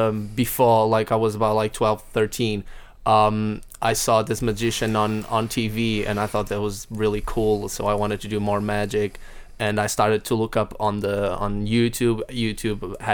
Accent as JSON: {"language": "English", "town": "Porto", "region": "Norte", "country": "Portugal", "tie": "born or raised there", "said": "that's in my hometown, actually, because I'm from Porto, which is the north of Portugal"}